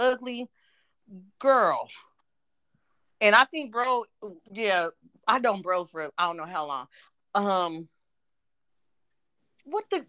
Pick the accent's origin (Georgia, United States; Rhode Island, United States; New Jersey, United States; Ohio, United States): Ohio, United States; now in Tennessee, United States; I live in Tennessee, but I'm from Ohio